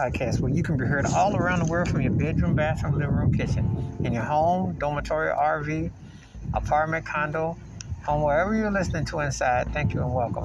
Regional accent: Buffalo, New York, United States; I was born and raised in Buffalo, New York

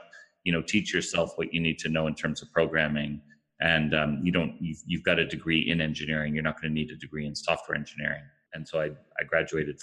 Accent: Ottawa, Ontario, Canada; also born or lived in Toronto area; I'm originally from Ottawa, Canada, which is home of Shopify. I went to school here, went to high school here

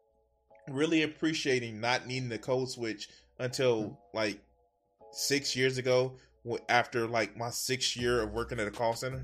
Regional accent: Chicago, Illinois, United States; also born or lived in Naperville, Illinois; I grew up in the Alburn Gresham neighborhood

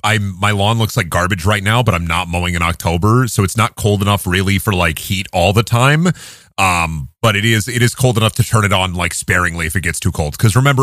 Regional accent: Midwest, United States; as a Midwesterner

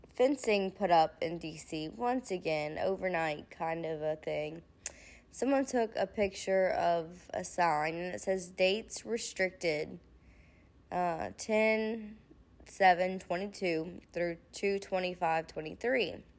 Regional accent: United States; us as an American people

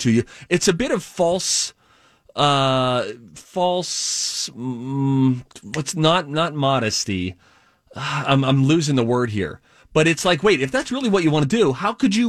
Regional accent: Pittsburgh, Pennsylvania, United States; I was born and raised in Pittsburgh

